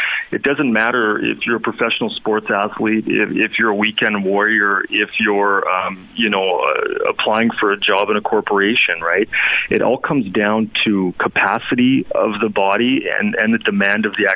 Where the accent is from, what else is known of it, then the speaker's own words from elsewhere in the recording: Red Deer, Alberta, Canada; I'm originally from Red Deer, Alberta, and grew up playing hockey